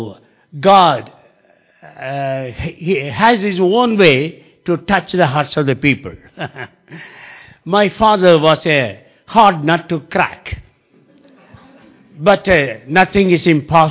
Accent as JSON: {"language": "English", "town": "Mysore", "region": "Karnataka", "country": "India", "said": "I came from a city called Mysore which is in the South India."}